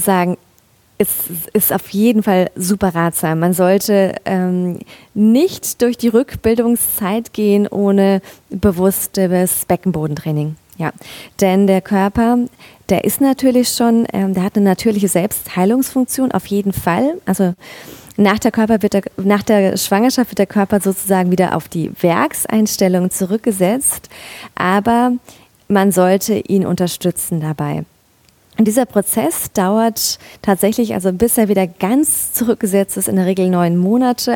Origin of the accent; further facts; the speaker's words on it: Mainz, Rhineland-Palatinate, Germany; moved away as an adult; also born or lived in northern Black Forest; now in Black Forest, Germany; ursprünglich komme ich aus Mainz